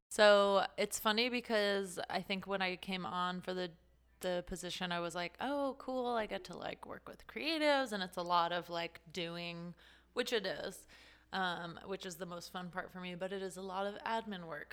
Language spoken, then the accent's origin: English; Las Vegas, Nevada, United States; moved away as an adult; also born or lived in California; I'm originally from Las Vegas